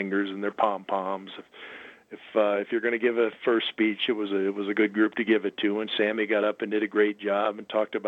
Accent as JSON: {"language": "English", "region": "Minnesota", "country": "United States", "tie": "born or raised there", "moved": "as an adult", "said": "I grew up in Minnesota."}